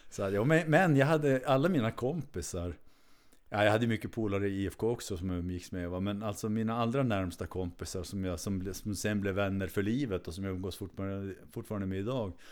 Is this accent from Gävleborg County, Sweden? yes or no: no; Kiruna, Norrbotten County, Sweden; also born or lived in Uppsala; född och uppvuxen i Kiruna.